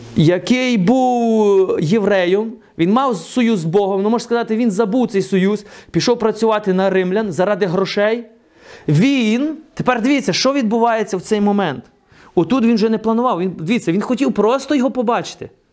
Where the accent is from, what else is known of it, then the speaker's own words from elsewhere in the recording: the West, Western Ukraine, Ukraine; moved away; Я ж виріс на Заході.